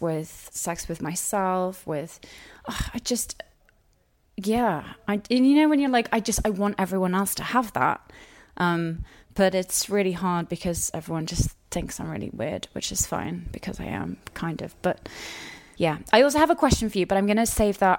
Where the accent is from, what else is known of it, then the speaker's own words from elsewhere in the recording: United Kingdom; I'm British